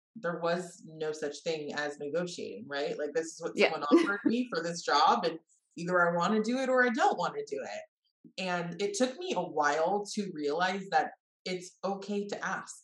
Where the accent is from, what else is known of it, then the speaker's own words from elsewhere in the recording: Bay Area, Northern California, United States; I grew up in the Bay Area, so Northern California native